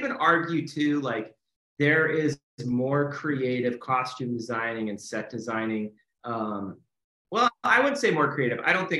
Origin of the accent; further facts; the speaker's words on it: Los Angeles, California, United States; I just remember growing up in this neighborhood